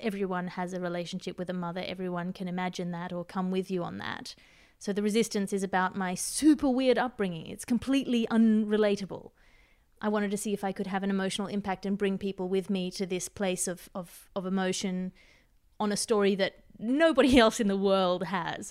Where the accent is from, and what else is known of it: Australia; accent: Australian